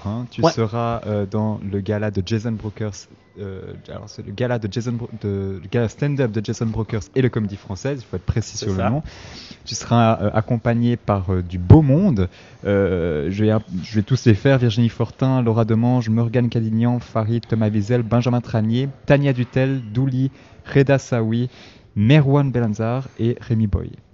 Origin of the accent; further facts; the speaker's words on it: Switzerland; also born or lived in south-east Italy; je suis italien, je suis né en Suisse, et puis chaque été, je retournais dans mon village en Italie, euh, dans, le sud-est de l'Italie